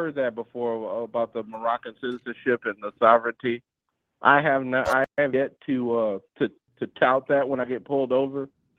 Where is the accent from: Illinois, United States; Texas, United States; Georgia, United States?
Illinois, United States; I grew up in Illinois when Obama was Illinois senator